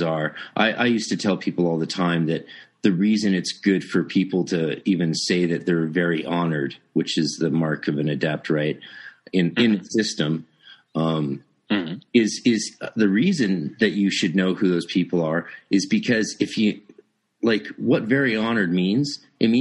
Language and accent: English; Vancouver, British Columbia, Canada; I'm from Vancouver